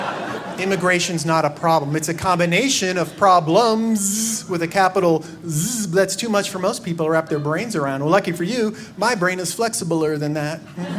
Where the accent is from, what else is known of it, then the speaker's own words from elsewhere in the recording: Tucson, Arizona, United States; moved away as an adult; now in Washington, D.C., United States; So, I grew up outside Seattle in a little town called Tucson, Arizona. And when people hear I'm from a border state